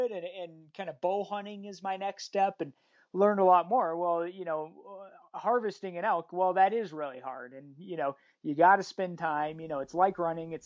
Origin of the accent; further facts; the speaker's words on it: Evergreen, Colorado, United States; I grew up right here. Same, I live in Evergreen, Colorado